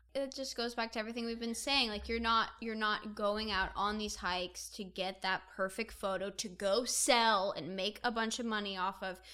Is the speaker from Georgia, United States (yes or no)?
no; Indiana, United States; now in Los Angeles, United States; I'm originally from Indiana